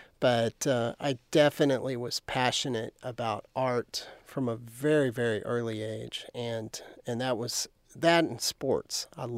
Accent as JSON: {"language": "English", "town": "Lubbock", "region": "Texas", "country": "United States", "tie": "born or raised there", "said": "I grew up outside of Lubbock towards Brownfield, and we had a horse ranch out there. And so it was actually pretty isolated at the time."}